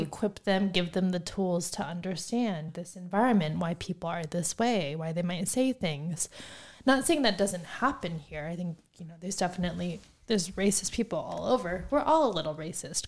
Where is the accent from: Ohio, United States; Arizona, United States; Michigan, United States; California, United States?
Arizona, United States; Phoenix; both of us were born and raised in Phoenix, Arizona. I have stayed in Phoenix in and around Phoenix my entire life thus far.